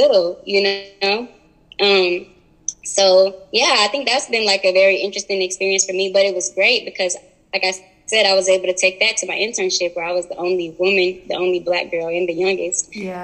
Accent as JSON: {"language": "English", "town": "Marietta", "region": "Georgia", "country": "United States", "tie": "born or raised there", "said": "growing up in Marietta"}